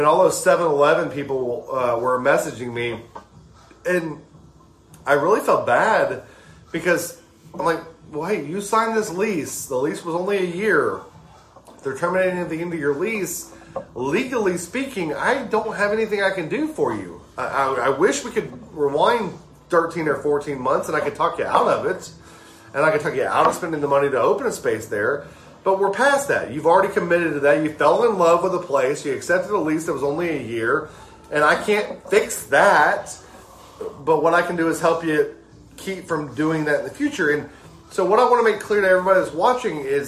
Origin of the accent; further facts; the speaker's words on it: South Mississippi, United States; moved away; I'm a South Mississippi boy. I grew up in South Mississippi